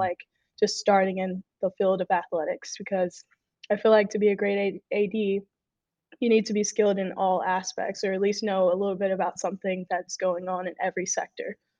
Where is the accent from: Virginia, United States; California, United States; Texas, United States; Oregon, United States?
Texas, United States; moved away as an adult; now in Illinois, United States; I'm from Texas. I moved all the way to Illinois